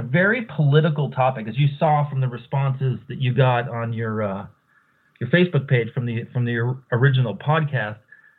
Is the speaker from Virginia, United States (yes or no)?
no; Seattle, Washington, United States; moved away as an adult; now in Idaho, United States; I'm originally from Seattle.